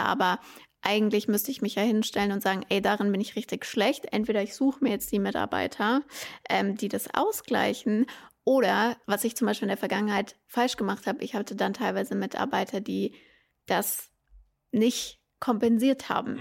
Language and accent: German; Germany; bei uns in Deutschland